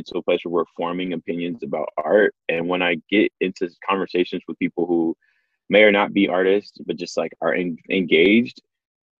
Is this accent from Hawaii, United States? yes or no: no; Dallas and Houston, Texas, United States; now in Los Angeles, United States; I'm from Dallas and Houston, so Texas